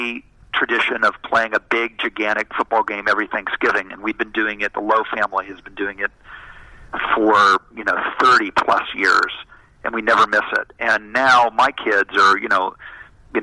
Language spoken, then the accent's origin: English; Southern Ohio, United States; now in Los Angeles, United States; when I grew up in Ohio in the 70s